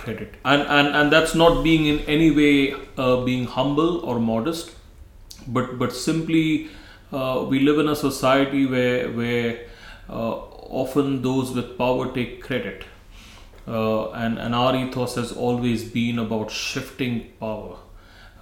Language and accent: English; India; moved away as an adult; now in Scotland, United Kingdom; I come from India